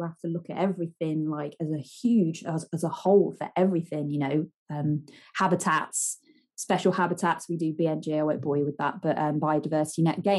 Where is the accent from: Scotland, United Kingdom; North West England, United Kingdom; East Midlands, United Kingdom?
East Midlands, United Kingdom; my hometown.